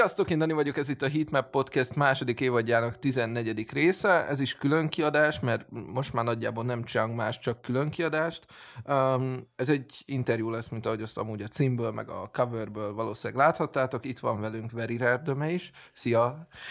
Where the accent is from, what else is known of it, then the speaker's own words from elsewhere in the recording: Szeged, Csongrád-Csanád, Hungary; mi nagyon büszkék vagyunk arra, hogy szegediként, hogy nekünk van egy gyurisunk, szóval így ezt, meg amúgy egy középsuliba is jártunk